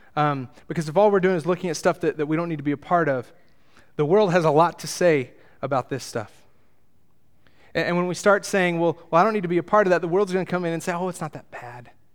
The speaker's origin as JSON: {"language": "English", "region": "Texas", "country": "United States", "said": "I come from Texas, the greatest nation in the world"}